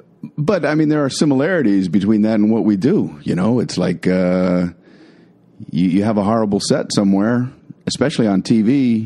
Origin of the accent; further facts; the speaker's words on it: Miami, Florida, United States; I grew up in Miami.